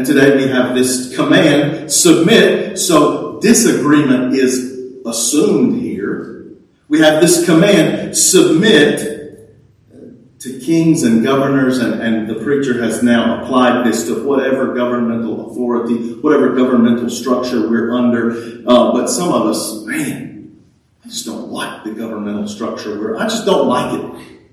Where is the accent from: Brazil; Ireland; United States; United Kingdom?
United States; Texas; we're American, right? We're even Texans